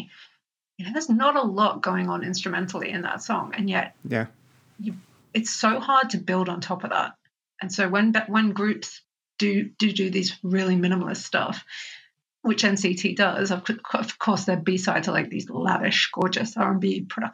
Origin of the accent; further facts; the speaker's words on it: Australia; I'm Australian